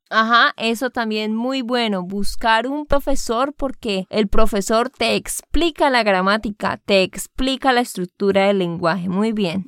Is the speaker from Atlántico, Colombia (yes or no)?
no; Santander, Colombia; de Santander, Colombia